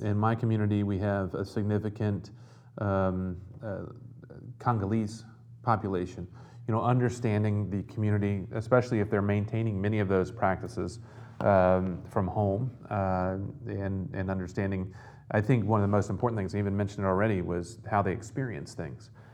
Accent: the South, United States; growing up in the South

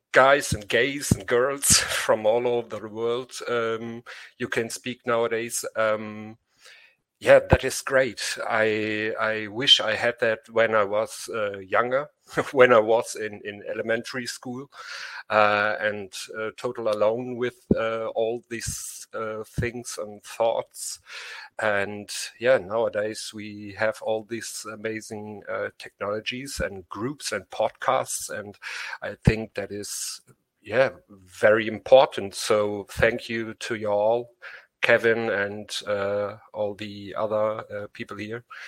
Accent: Germany; English is a second language; I'm from Germany

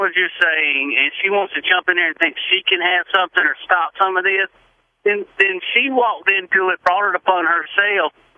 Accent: Charleston County, South Carolina, United States; I'm from Charleston County

